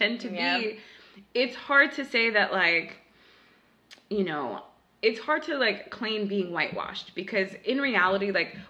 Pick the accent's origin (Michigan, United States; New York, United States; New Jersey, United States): New York, United States; Westchester; born or raised there